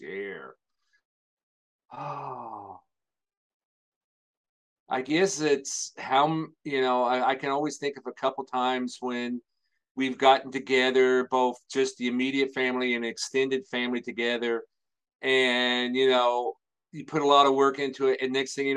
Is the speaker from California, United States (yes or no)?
no; Salem, Indiana, United States; Out in a little bitty area there, grew up here, went to high school here